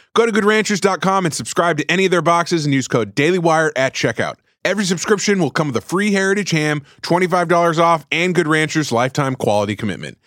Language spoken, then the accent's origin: English; South Carolina, United States; I grew up mostly in South Carolina.